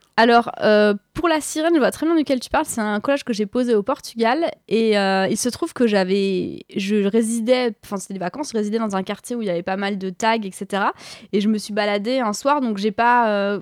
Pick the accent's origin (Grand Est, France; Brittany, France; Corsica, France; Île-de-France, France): Île-de-France, France; Paris; j'ai grandi à Paris euh, ces dernières années